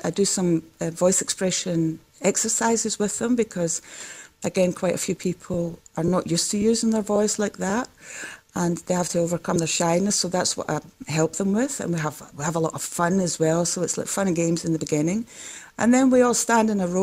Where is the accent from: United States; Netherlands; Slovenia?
Netherlands; accent: Scottish; also born or lived in Glasgow, Scotland; my parents emigrated when I was 4. So I basically grew up in Holland